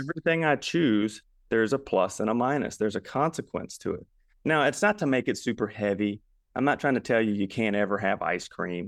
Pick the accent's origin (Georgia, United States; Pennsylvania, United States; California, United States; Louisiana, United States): Louisiana, United States; Baton Rouge; now in Memphis, United States; But I am from Louisiana. originally